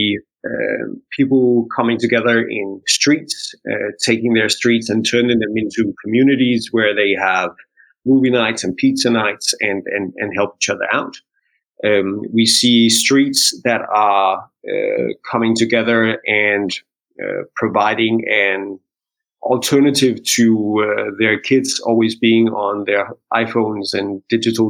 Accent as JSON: {"language": "English", "country": "Denmark", "said": "We're Indian and Danish"}